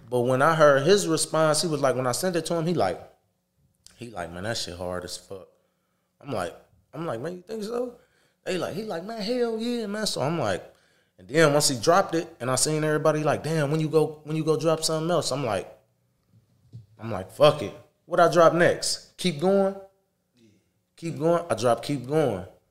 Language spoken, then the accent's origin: English; Toledo, Ohio, United States; I'm from Toledo